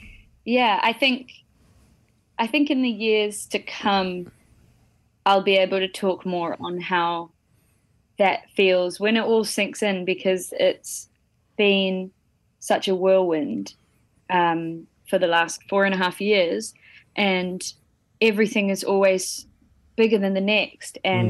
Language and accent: English; Tauranga, Bay of Plenty, New Zealand; I grew up in Tauranga